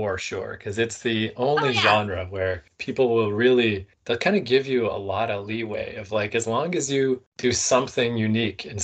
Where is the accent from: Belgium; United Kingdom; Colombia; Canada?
Canada; I'm Canadian.